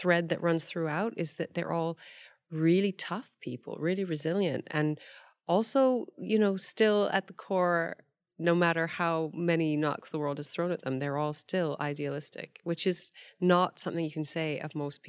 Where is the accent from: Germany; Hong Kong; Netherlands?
Hong Kong; now in United Kingdom; I came from Hong Kong where half of their sewage at the time went into the sea untreated